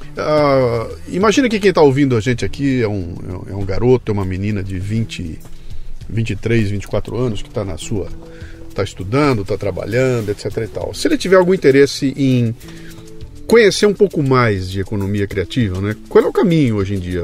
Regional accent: Brazil; eu, eu, eu que sou brasileiro

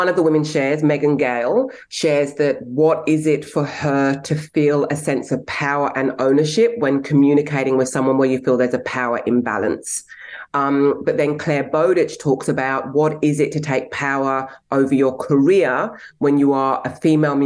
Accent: England, United Kingdom; now in Australia; I was born in England, but I have Nigerian heritage. I'm an Australian citizen, and I've had a very, very diverse life.

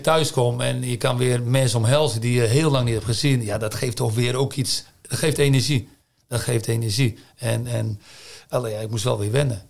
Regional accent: Zeeland, Netherlands; moved away as an adult; now in China; ik blijf een Zeeuw, ik ben een Zeeuw

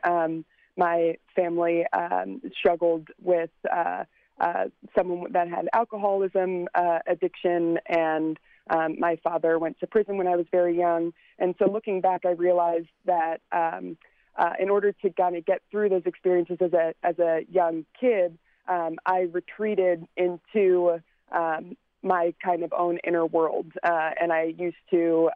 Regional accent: Glen Burnie, Maryland, United States; now in California, United States; I uh, grew up in Glen Burnie, Maryland, so just outside the city line.

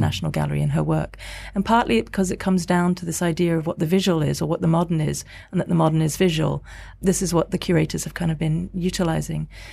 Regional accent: Singapore; now in London, United Kingdom; I'm an artist based in, in London. I'm from Singapore originally.

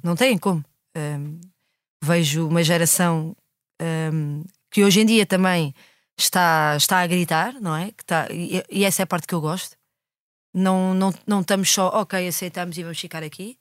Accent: Lisbon, Portugal; o prédio onde eu cresci

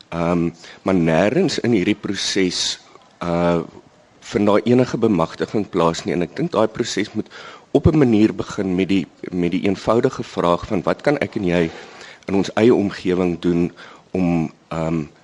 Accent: South Africa; ons as Suid-Afrikaners

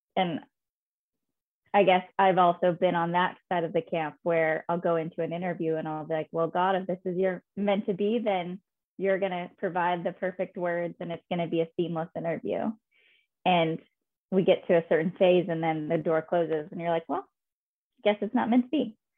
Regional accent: Fishers, Indiana, United States; moved away as an adult; also born or lived in Chicago; now in New York, United States; my childhood bedroom in Fishers, Indiana, where I am originally from

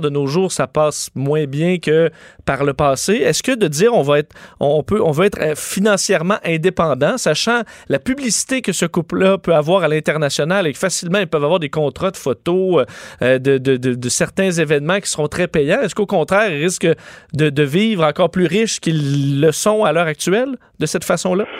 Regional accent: Canada; chez nous au Canada

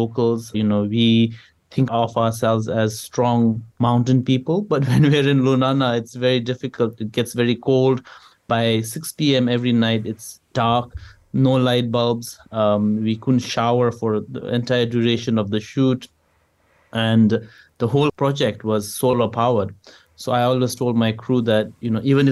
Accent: Bhutan; whenever I tell people I'm from Bhutan

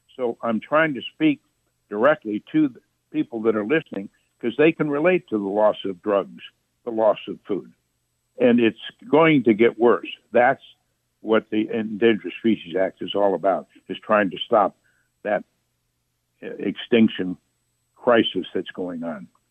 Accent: Jasper County, northern Indiana, United States; also born or lived in Chicago, Illinois; I was born in Chicago, but I was raised on my family farm in Indiana, which is about 100 miles south and west of Chicago in Indiana, northern Indiana, Jasper County

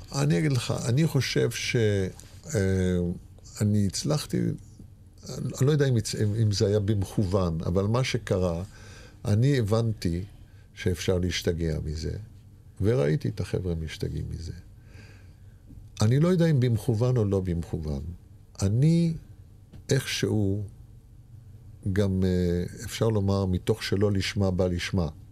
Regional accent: Israel; born or raised there

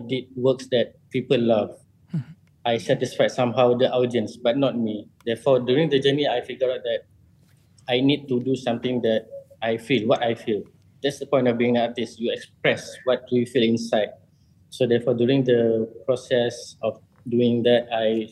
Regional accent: Kuching, Sarawak, Malaysia; I was born in Kuching, Sarawak.

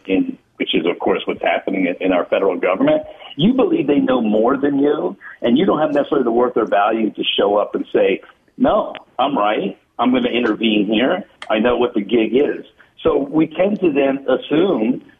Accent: Deep South, United States; I was raised in the Deep South

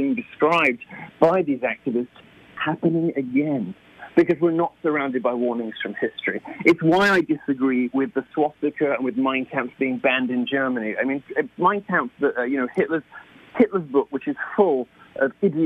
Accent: United Kingdom; moved away as an adult; I am a Brit

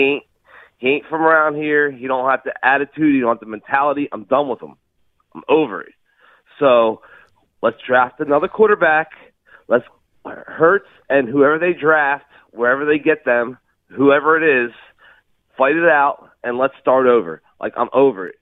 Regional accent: Fairless Hills, Pennsylvania, United States; also born or lived in Delaware; now in Levittown, United States; I was from Fellows Hills. I moved to Delaware. I'm back in Levittown.

